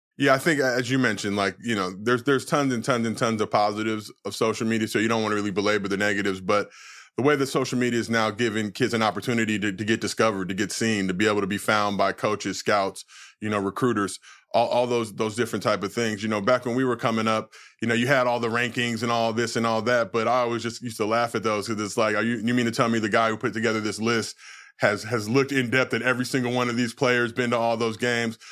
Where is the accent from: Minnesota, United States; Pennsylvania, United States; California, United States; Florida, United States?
California, United States; Los Angeles; I grew up in Los Angeles